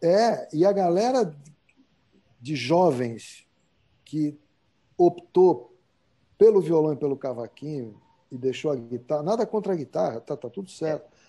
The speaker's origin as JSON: {"language": "Portuguese", "country": "Brazil", "said": "ser brasileiro"}